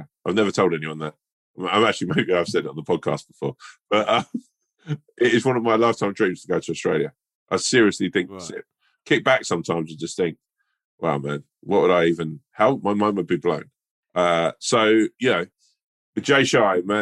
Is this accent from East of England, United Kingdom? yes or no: no; London, United Kingdom; I'm a Londoner